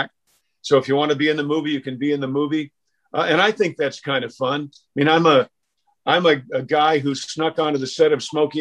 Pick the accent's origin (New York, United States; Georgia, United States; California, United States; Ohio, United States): New York, United States; Mount Kisco; moved away; I'm from Mount Kisco, New York